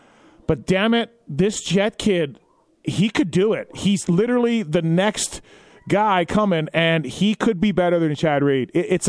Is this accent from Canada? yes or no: yes; Canada; I'm Canadian.